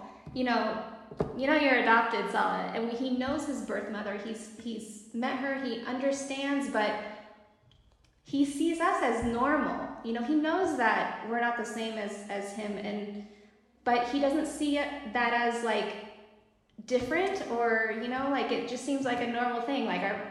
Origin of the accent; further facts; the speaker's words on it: United States; moved away as an adult; now in Morocco; we are American